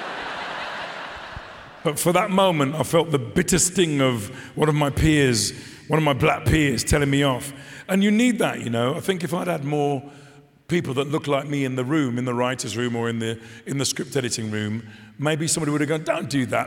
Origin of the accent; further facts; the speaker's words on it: Dudley, West Midlands, United Kingdom; I'm from Dudley